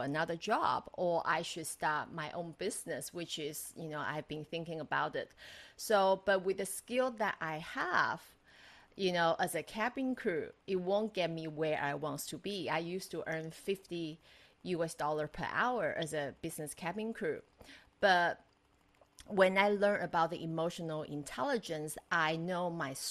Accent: Taiwan; moved away as an adult; also born or lived in United States / Macau / Dubai, UAE / Australia; I'm Taiwanese, but I'm married Australian

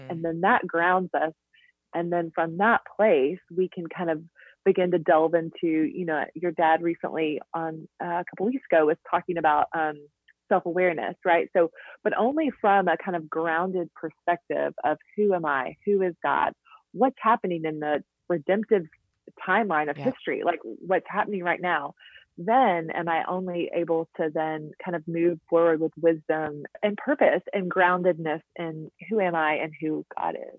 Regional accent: Jackson, Tennessee, United States; moved away as an adult; also born or lived in Kanakuk, Missouri / Nashville, Tennessee; I'm originally from Jackson, Tennessee, which is about two hours from Nashville.

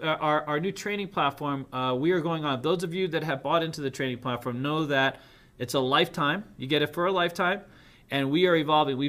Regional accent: United States; also born or lived in New York City, United States / Boston, United States; I grew up in New York City, Boston

